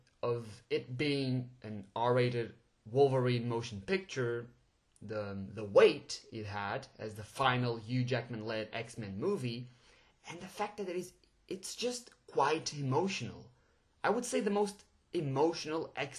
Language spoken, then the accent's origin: English; Portugal; English is a second language; I'm actually Portuguese, so English is a second language, and well, I'm pretty sure my accent just gave it away.